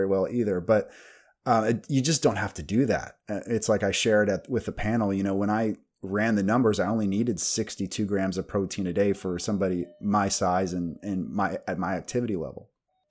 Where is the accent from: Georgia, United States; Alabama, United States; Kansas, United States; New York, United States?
Kansas, United States; I'm from Kansas in the Midwest